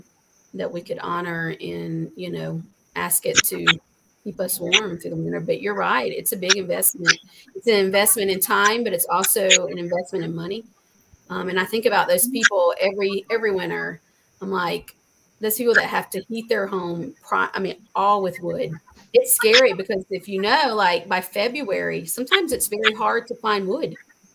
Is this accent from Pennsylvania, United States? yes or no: no; South Carolina, United States; because we came from South Carolina where they shut down school for like sleeting